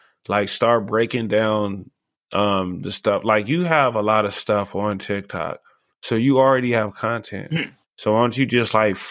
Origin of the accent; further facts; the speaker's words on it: Los Angeles, California, United States; now in Las Vegas, United States; I'm actually from Los Angeles, but I'm like 20 years here in Las Vegas